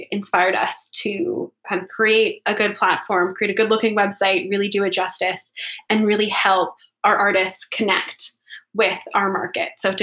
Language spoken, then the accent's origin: English; Toronto, Ontario, Canada; also born or lived in Montreal; now in Victoria, Canada; I'm from Toronto